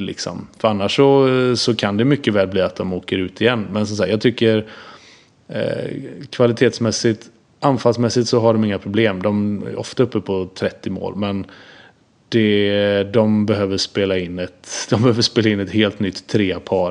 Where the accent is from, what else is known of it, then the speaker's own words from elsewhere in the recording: Gothenburg, Västra Götaland, Sweden; jag är uppvuxen med RIK i Göteborg